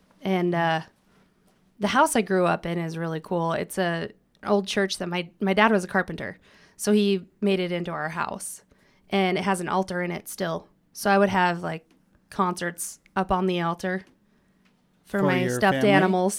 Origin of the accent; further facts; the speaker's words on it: Pompeys Pillar, Montana, United States; I grew up in Pompey's Pillar until I graduated high school at Huntley Project.